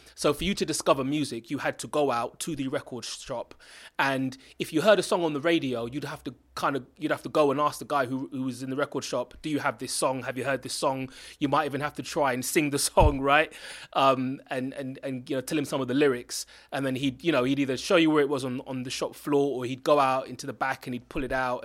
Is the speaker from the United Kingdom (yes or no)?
yes; London, United Kingdom; also born or lived in Stonebridge / Kilburn / Chalk Hill / Kingsbury; my connection with Brent is that I was born and raised here. I've gone to school here, and I still live in Brent. So, I grew up in Harlesden